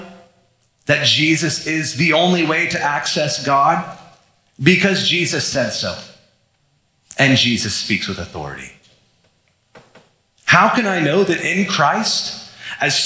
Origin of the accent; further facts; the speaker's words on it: Florida, United States; I was growing up in Florida, we'd go to the beach sometimes